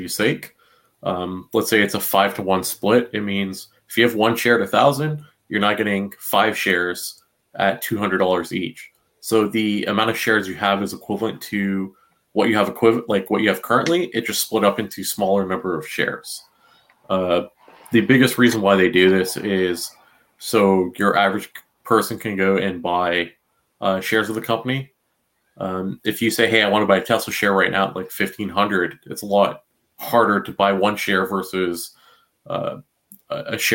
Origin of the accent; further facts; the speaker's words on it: Canada; I'm Canadian.